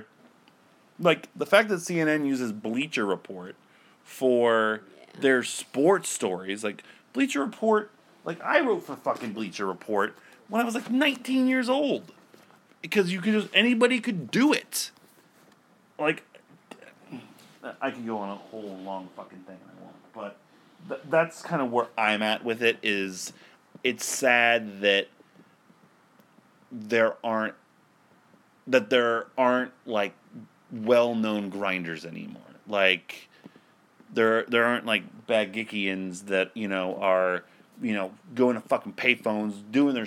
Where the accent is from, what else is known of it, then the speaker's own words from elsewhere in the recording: Akron, Ohio, United States; my hometown newspaper doesn't even run every day anymore. The Akron Beacon Journal